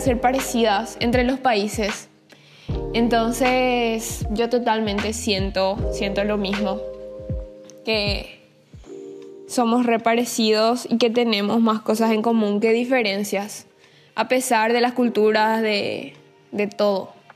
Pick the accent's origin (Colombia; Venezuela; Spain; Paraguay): Paraguay; Asunción; yo soy paraguaya, eh, nací en Asunción en el 2000